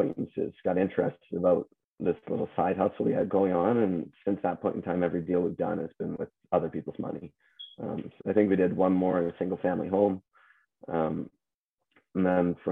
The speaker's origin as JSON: {"language": "English", "town": "Halifax", "region": "Nova Scotia", "country": "Canada", "moved": "as an adult", "lives_now": "Hamilton, Canada", "said": "I'm not from Ontario originally. I'm from the East Coast. I moved from Halifax to do my master's up here."}